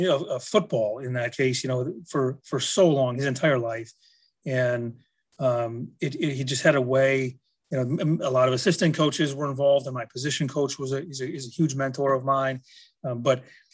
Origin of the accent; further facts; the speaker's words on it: Manitowoc, Wisconsin, United States; I grew up in Manitowoc, Wisconsin, about an hour north of Milwaukee.